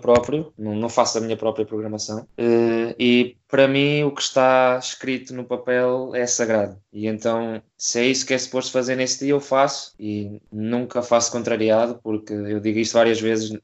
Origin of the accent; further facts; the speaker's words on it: Coimbra, Centro, Portugal; sou de Coimbra, neste momento tenho 25 anos